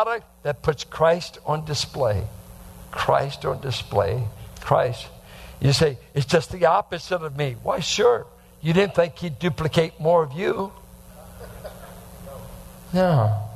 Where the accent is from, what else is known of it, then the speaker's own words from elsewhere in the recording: the Bay Area, California, United States; growing up in the Bay Area